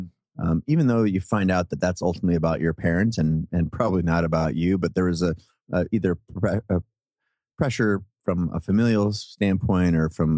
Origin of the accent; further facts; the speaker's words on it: Seattle, Washington, United States; I grew up in Seattle, born and raised in Seattle.